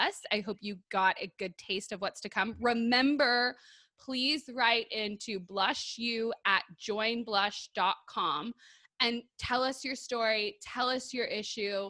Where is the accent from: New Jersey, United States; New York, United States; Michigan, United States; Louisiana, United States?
Michigan, United States; Detroit; moved away; also born or lived in Texas; I grew up in Detroit